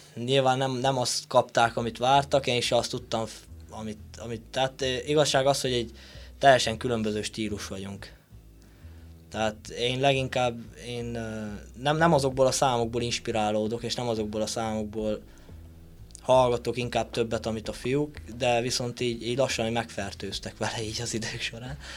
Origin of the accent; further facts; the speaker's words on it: Sălacea, Bihor County, Romania; én onnan származom